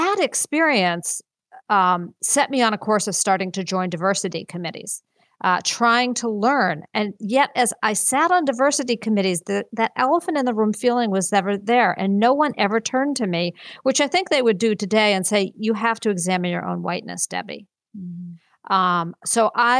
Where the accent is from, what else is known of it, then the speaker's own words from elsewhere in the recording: Winchester, Massachusetts, United States; also born or lived in Ohio; I grew up in White Bubble Winchester, which is this affluent, you know, mm-hmm. Neighborhood